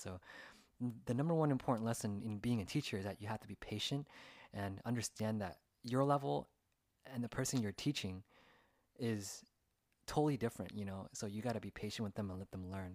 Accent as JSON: {"language": "English", "region": "California", "country": "United States", "tie": "born or raised there", "said": "growing up through the eyes of like an Asian American as a second generation here in California in the United States"}